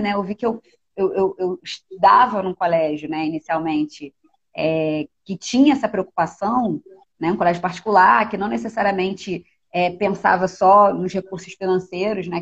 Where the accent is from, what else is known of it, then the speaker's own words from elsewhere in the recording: Rio de Janeiro, Brazil; eu nasci em Anchieta, que é um bairro da Zona Norte, subúrbio do Rio de Janeiro